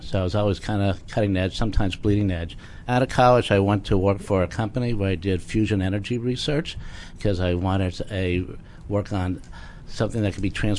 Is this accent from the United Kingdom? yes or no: no; Pittsburgh, Pennsylvania, United States; my hometown of Pittsburgh